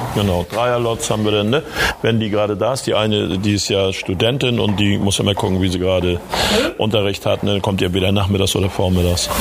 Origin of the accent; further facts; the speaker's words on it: Germany; mein Geburtsort ist Sahnitz